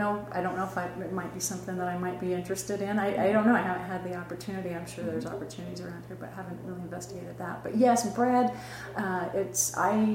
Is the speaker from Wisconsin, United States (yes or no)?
no; Burley, Idaho, United States; moved away; I'm originally from Southern Idaho, Burley, Idaho.